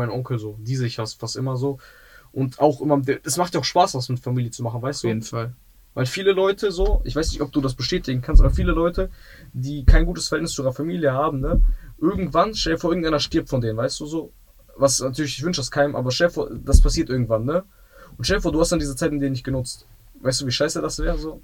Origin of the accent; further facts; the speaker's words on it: Essen, North Rhine-Westphalia, Germany; Also ich bin auch, ähm, in Essen aufgewachsen. So in, äh, ich bin im Essener Süden aufgewachsen.